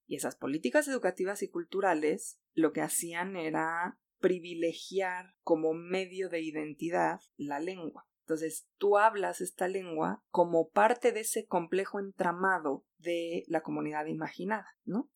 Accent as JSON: {"language": "Spanish", "country": "Mexico"}